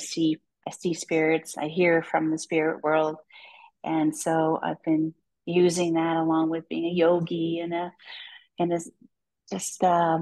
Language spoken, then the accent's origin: English; United States; moved away as an adult; now in Germany; I am an American who literally is living overseas.